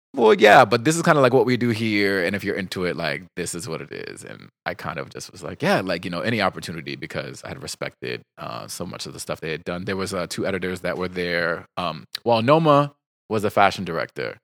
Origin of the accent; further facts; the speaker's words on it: New Jersey, United States; I'm from New Jersey